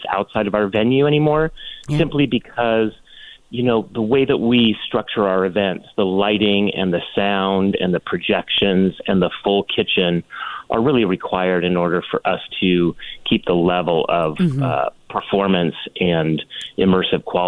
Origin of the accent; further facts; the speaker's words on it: just north of San Francisco, Northern California, United States; now in Palm Springs, United States; I was born in Northern California, just north of San Francisco